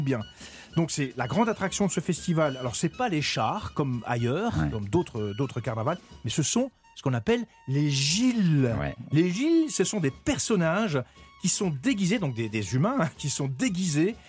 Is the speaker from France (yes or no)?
yes; Lorraine, Grand Est, France; je viens de Lorraine, donc c'est frontalier avec la Belgique